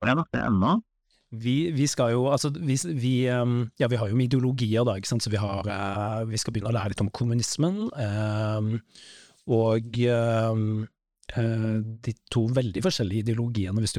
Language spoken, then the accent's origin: Norwegian; Western Norway, Norway; Så jeg vokste opp eh, litt på Vestlandet, ikke sant?